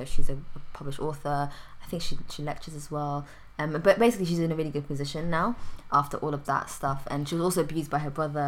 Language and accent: English; London, United Kingdom; I'm from London? Normally, I always now say London or England, from outside the country